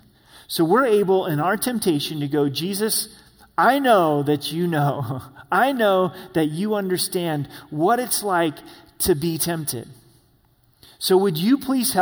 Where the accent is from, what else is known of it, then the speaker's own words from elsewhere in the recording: Grants Pass, Oregon, United States; now in Colorado Springs, United States; where I grew up in Grants Pass, Oregon, this small town on the I-5 freeway.